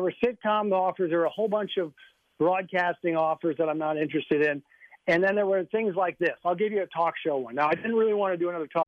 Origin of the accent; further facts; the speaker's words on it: Minnesota, United States; moved away; I grew up in Minnesota. Unlike you, I grew up in Minnesota